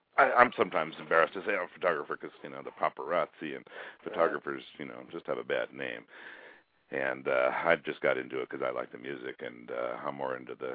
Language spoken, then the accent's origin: English; New York, United States; moved away as an adult; now in Oakland, United States; I grew up in New York, and I moved here